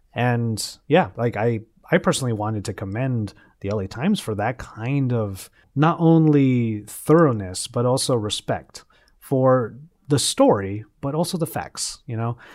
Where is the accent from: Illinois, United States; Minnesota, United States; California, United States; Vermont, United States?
California, United States; Los Angeles; my hometown of Los Angeles